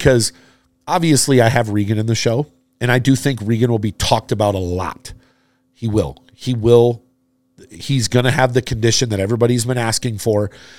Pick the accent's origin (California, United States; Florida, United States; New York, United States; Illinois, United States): Florida, United States; I was born and raised in Florida.